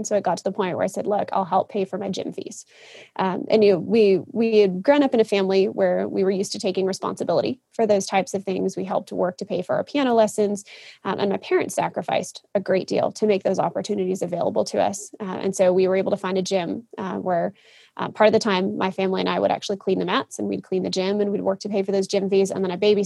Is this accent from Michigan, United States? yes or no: yes; Kalamazoo, Michigan, United States; I grew up in a little town called Kalamazoo, Michigan.